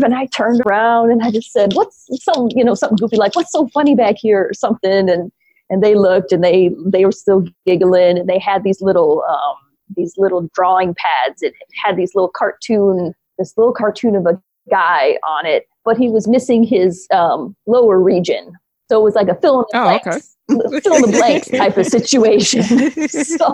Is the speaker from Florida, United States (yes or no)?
no; near Detroit, Michigan, United States; I grew up near Detroit, so that's where I was living at the time